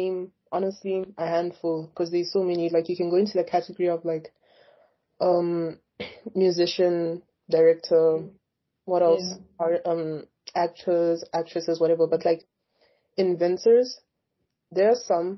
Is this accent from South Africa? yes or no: yes; South Africa; moved away; history class back in South Africa